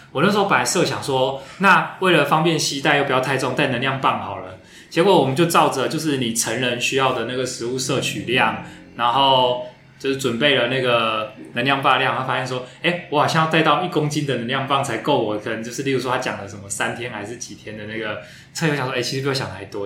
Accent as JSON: {"language": "Chinese", "country": "Taiwan", "said": "我们台湾人"}